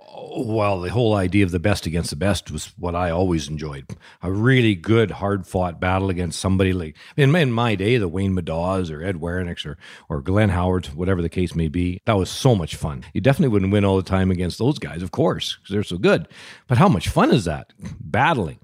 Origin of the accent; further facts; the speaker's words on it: Lougheed, Alberta, Canada; from my hometown of Lougheed